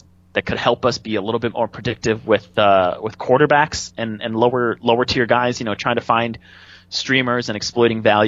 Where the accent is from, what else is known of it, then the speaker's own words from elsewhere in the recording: Wisconsin, United States; I'm from Wisconsin